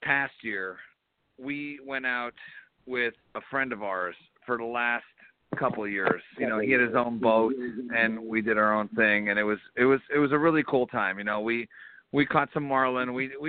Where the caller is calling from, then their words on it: Philadelphia, Pennsylvania, United States; I'm calling from Philadelphia.